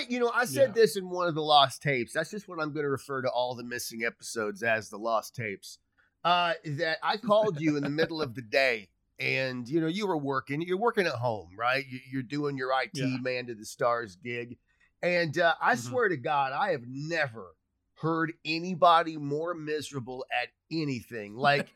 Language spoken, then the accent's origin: English; Cincinnati, Ohio, United States; Fucking Kings Island, I grew up going there in Cincinnati.